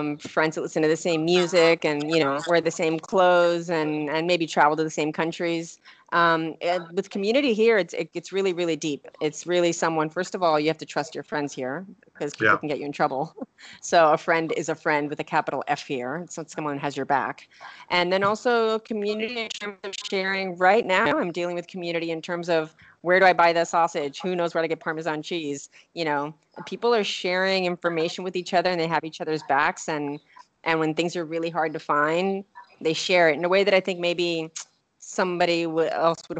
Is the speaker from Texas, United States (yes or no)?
no; New York, United States; I'm the New Yorker